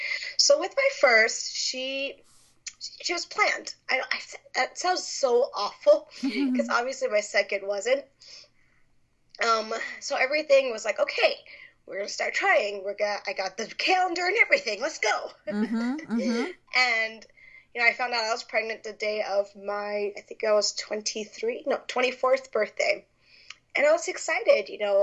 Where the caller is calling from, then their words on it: Las Vegas, Nevada, United States; I am from Las Vegas, Nevada, and it is actually about getting ready to rain over here.